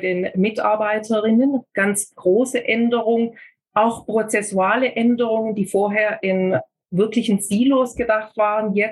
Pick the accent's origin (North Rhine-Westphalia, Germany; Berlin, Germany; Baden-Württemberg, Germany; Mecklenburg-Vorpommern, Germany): Baden-Württemberg, Germany; Kirchheim unter Teck; also born or lived in Ulm; Ich bin in Ulm geboren und in Kirchheim-Tech dann zur Schule gegangen und habe von dort aus mich auch äh